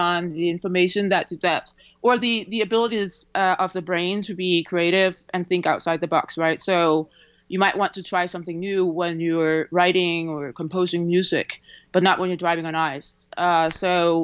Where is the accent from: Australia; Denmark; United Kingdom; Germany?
Denmark; moved away; I grew up in Denmark